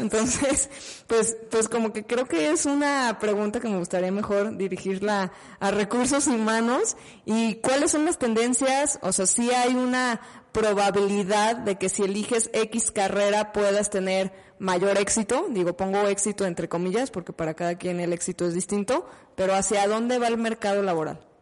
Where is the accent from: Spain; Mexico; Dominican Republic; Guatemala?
Mexico; como mexicanos